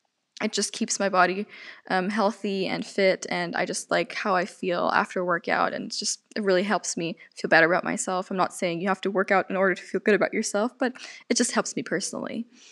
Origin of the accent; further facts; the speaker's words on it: Germany; accent: German; I am 18 years old, and I'm from Germany. I grew up bilingual. That's why I speak English fluently. I already excuse myself if I do sometimes have a German accent